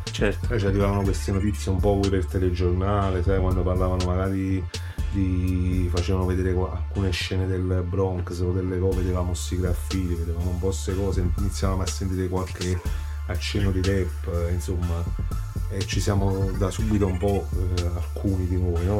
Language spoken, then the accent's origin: Italian; Salerno, Campania, Italy; accent: Salernitano; se senti il nostro dialetto è salernitano puro